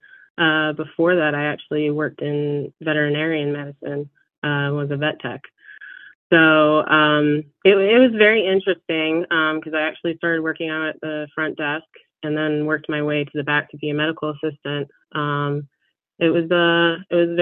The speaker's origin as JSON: {"language": "English", "region": "South Florida", "country": "United States", "tie": "born or raised there", "said": "I grew up in South Florida, born and raised."}